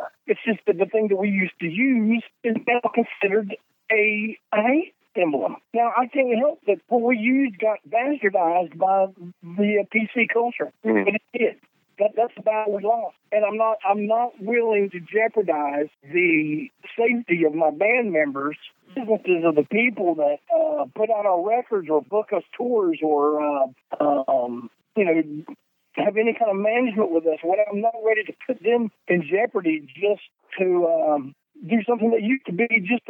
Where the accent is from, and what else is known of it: the South, United States